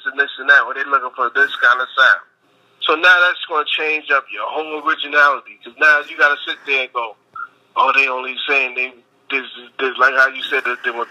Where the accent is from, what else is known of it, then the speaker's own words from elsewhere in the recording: New York City, New York, United States; also born or lived in Queens, New York; I'm born and raised in Brooklyn, New York City, Project Brooklyn, but I used to live in Queens sometimes